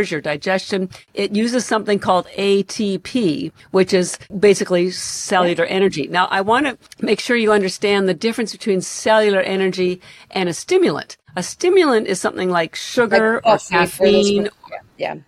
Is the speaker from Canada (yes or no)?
yes; Canada; now in Boston, United States; I'm Canadian, although I live in Boston